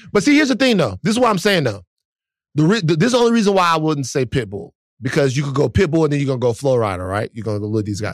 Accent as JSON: {"language": "English", "town": "Baton Rouge", "region": "Louisiana", "country": "United States", "moved": "yes", "said": "I'm from South Baton Rouge, Louisiana, where L S U is."}